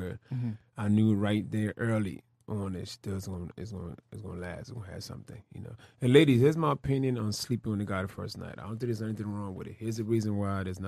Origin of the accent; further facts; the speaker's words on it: Philadelphia, Pennsylvania, United States; I was raised in Philadelphia